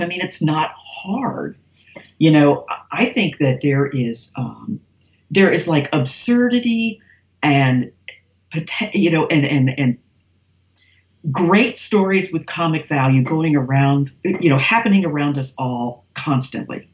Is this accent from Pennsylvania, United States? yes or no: yes; near Erie, Pennsylvania, United States; moved away as an adult; also born or lived in North Carolina; now in Winston-Salem, United States; I grew up in Pennsylvania, but on the opposite side of the state.